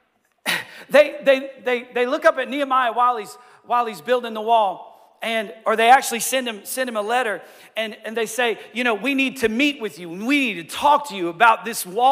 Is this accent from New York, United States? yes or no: no; Johnson City, Tennessee, United States; We're like an hour and a half east of Knoxville.